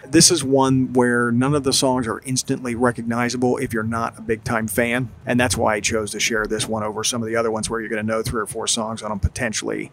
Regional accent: New Jersey, United States; moved away as an adult; also born or lived in Gainesville, Florida; I grew up in South Jersey

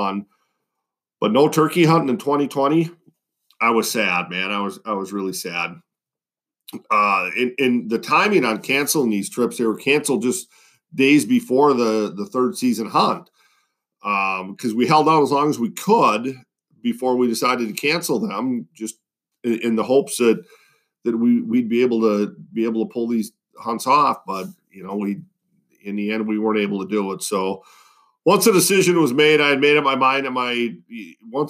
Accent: Western Wisconsin, United States; moved away; trout fishing in a little stream in my hometown

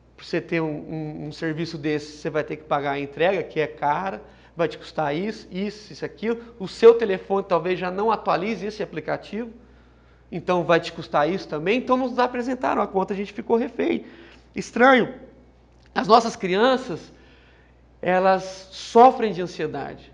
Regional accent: São José do Rio Preto, São Paulo, Brazil; eu sou de São José do Rio Preto

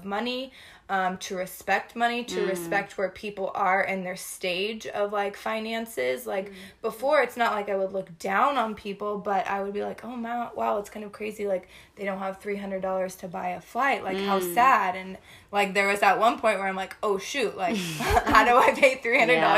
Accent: Northern California, United States; moved away as an adult; also born or lived in Texas; I'm from California originally, so my family's in Northern California

